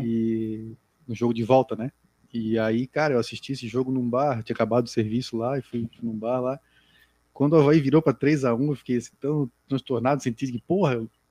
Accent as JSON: {"language": "Portuguese", "town": "Florianópolis", "region": "Santa Catarina", "country": "Brazil", "also_born_or_lived": "Jardim Atlântico, Florianópolis", "said": "eu não sou não sou nativo do Jardim Atlântico, né? eu sou do Sacro Limões"}